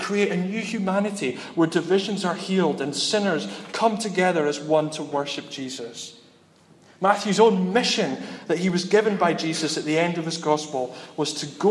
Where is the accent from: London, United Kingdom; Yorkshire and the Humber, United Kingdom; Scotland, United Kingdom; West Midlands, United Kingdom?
Scotland, United Kingdom; Dundee; I'm from Dundee